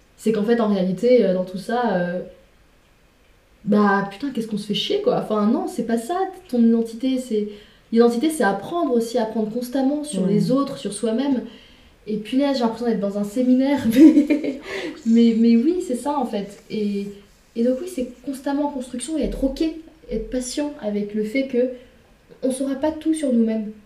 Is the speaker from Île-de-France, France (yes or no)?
no; Le Mans, Pays de la Loire, France; moved away as an adult; j'ai grandi jusqu'à mes 18 ans au Mans